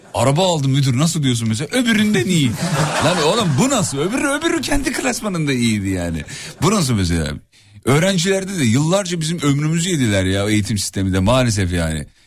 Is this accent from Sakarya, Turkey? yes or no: no; İzmit, Kocaeli, Turkey; 37 yıllık İzmitliyim